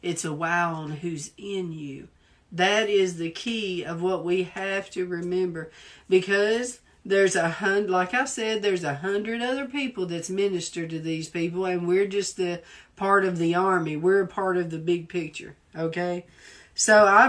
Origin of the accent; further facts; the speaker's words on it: the South, United States; accent: Southern; now in Washington, D.C., United States; people made fun of me because of my accent. Because I speak so Southern.